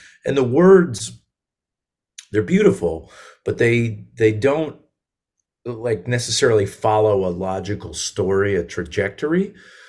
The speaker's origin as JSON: {"language": "English", "region": "Connecticut", "country": "United States", "tie": "born or raised there", "also_born_or_lived": "Massachusetts", "said": "Yeah, I grew up in Connecticut"}